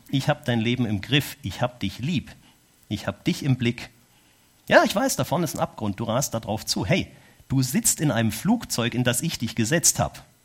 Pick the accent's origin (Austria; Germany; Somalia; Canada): Germany; moved away as an adult; now in Switzerland; Weil ich Deutscher bin